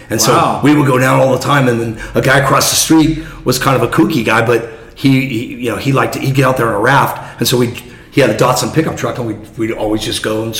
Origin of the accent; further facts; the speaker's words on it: Fountain Valley, California, United States; also born or lived in Newport Beach, California; I grew up in Fountain Valley, California.